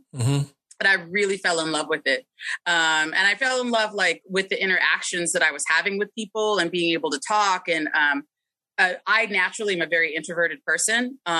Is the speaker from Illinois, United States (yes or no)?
no; Citrus Heights, California, United States; also born or lived in New Orleans, Louisiana / Biloxi, Mississippi / Tylertown, Mississippi; growing up in Citrus Heights, Fair Oaks, it was all chains.